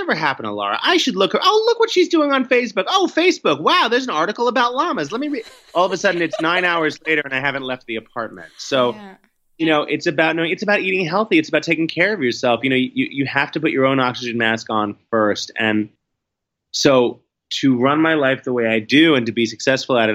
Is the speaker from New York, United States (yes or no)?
yes; New York City, New York, United States; growing up in Manhattan, you know, being a city kid